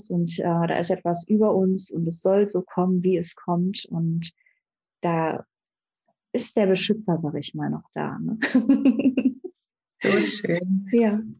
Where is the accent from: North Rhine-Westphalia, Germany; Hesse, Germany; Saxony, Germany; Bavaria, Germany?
North Rhine-Westphalia, Germany; now in Berlin, Germany; ich wohne zwar in Berlin, aber ich komme aus dem Bergischen Land und da sind doch sehr, sehr viele in der Kirche noch. Und da, deswegen bin ich so auch groß geworden.